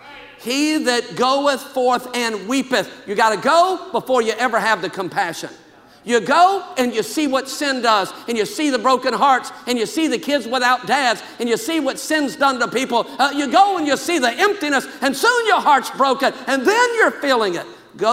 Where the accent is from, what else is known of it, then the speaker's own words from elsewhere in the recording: Louisiana, United States; now in California, United States; I came from Louisiana to California. I thought I was a missionary.